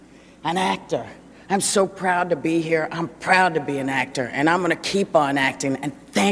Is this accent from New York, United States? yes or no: yes; New York City, New York, United States; I come from New York. As a little kid, I lived in the projects